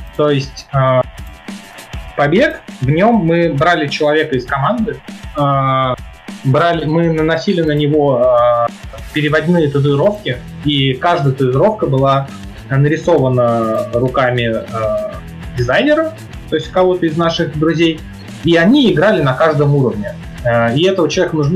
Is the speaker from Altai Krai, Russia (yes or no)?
no; Saint Petersburg, Russia; я жил в Питере, я родился в Питере, жил в Питере